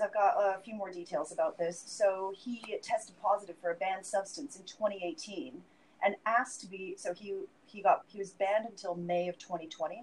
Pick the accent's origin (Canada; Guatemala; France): Canada; Vancouver, British Columbia; my hometown of Vancouver